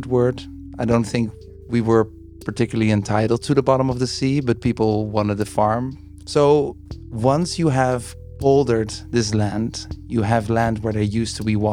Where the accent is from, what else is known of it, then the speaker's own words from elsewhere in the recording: Netherlands; I'm from the Netherlands.